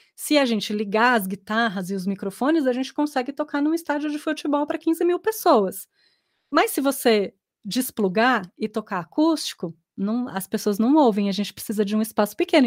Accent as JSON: {"language": "Portuguese", "region": "São Paulo", "country": "Brazil", "also_born_or_lived": "Brasília", "moved": "as an adult", "lives_now": "Formosa, Brazil", "said": "eu sou de São Paulo, sempre atuei lá. E em 2013 eu, eu vim para Brasília para fazer mestrado"}